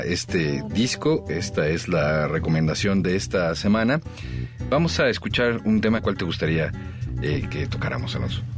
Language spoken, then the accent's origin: Spanish; Mexico; Nosotros como buenos mexicanos